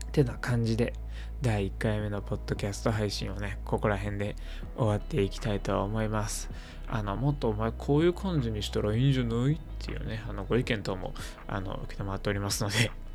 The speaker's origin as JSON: {"language": "Japanese", "town": "Toyonaka", "region": "Osaka", "country": "Japan", "tie": "born or raised there", "said": "大阪府の豊中市っていうとこで生まれ育った人間"}